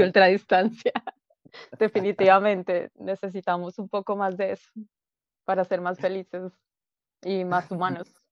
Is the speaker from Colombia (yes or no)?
yes; Colombia; moved away as an adult; now in Santiago, Chile; siendo colombiana